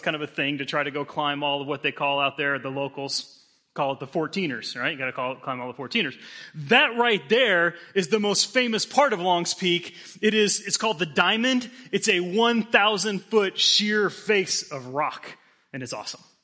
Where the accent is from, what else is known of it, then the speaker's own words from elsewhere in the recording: Denver, Colorado, United States; moved away; I grew up in Denver.